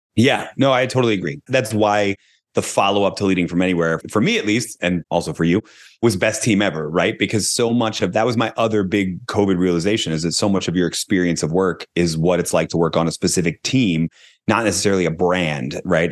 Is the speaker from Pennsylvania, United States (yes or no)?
yes; Philadelphia, Pennsylvania, United States; I'm from Philadelphia